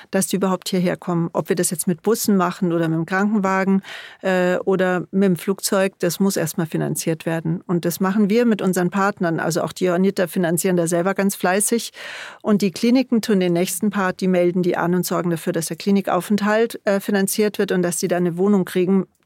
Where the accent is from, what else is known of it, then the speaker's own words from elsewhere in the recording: Bavaria, Germany; vor allen Dingen in Bayern natürlich, wo ich herkomme und wo wir auch selber tätig sind